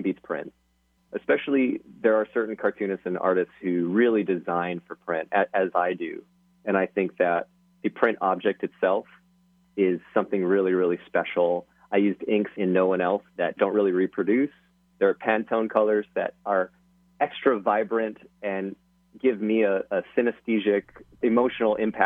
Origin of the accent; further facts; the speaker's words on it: Hawaii, United States; moved away; I'm from Hawaii